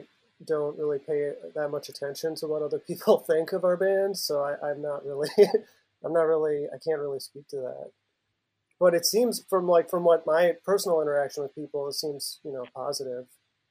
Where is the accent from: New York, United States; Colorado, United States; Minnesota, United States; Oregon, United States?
Minnesota, United States; Yeah, I'm also from Minnesota and been living specifically in the Twin Cities for like over 10 years now.